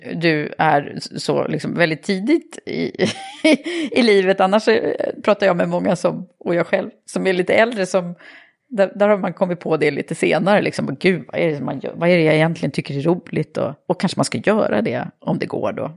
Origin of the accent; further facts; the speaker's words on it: Södertälje, Stockholm County, Sweden; jag är uppvuxen i Södertälje